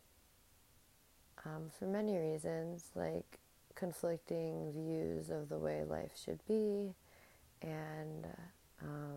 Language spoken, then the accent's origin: English; New Jersey, United States; my hometown in the suburbs of New Jersey where I grew up